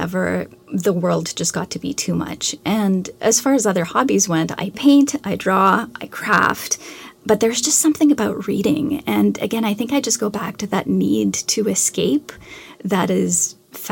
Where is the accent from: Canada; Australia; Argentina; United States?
Canada; I'm Canadian, so I had to read a great deal of Canadian literature